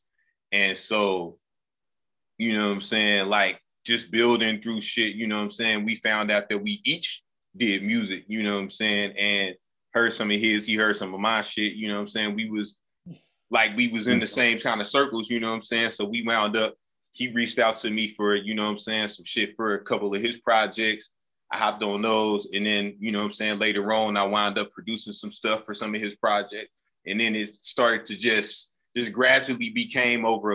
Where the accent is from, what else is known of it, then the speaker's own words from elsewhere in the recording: Muskogee, Oklahoma, United States; I was born in Muskogee, Oklahoma